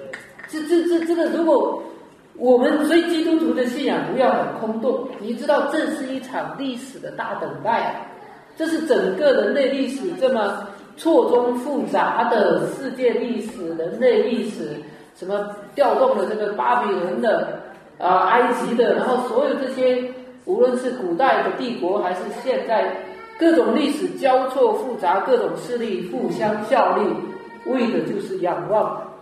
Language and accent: Chinese; Fujian, China; 以前我记得我们那边我是福建的